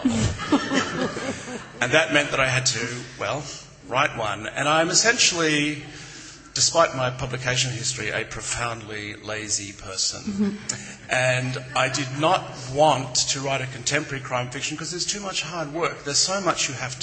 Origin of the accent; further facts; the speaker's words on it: Queensland, Australia; I grew up in Queensland, which is tropical and subtropical, in a small town